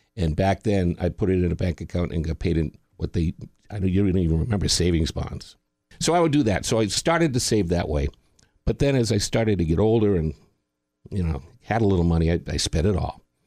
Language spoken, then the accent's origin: English; Boston, Massachusetts, United States; I lived in Boston, my hometown